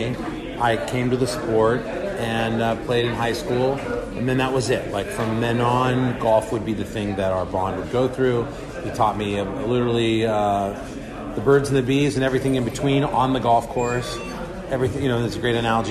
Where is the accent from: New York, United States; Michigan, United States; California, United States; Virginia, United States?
California, United States; Los Angeles; So, I love Riviera Country Club in LA. It's where I'm from. It's my hometown. I grew up playing golf there.